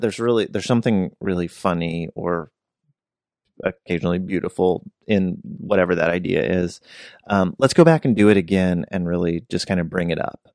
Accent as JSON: {"language": "English", "region": "West Virginia", "country": "United States", "tie": "born or raised there", "said": "I grew up in West Virginia"}